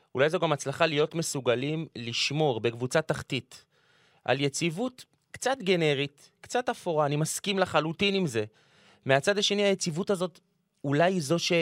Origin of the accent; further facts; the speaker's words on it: Jerusalem, Jerusalem District, Israel; אני גדלתי בירושלים